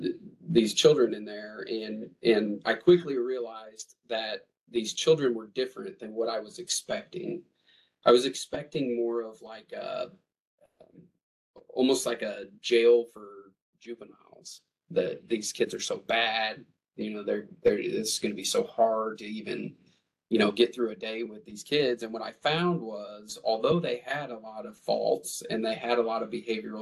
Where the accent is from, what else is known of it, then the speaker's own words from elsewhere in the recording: Jefferson City, Missouri, United States; moved away as an adult; now in Kansas City, United States; So I grew up here in Jefferson City, actually. That's where I spent my childhood.